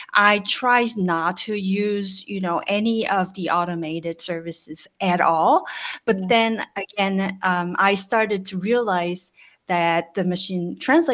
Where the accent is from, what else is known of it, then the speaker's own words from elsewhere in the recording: South Korea; from South Korea, and I am a translator of long service years